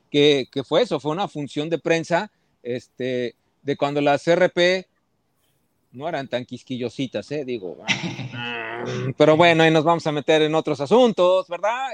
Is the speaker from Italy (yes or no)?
no; Mexico City, Mexico; also born or lived in Veracruz / Puebla; realmente sí soy chilango, porque Veracruz, dos años llegué a la ciudad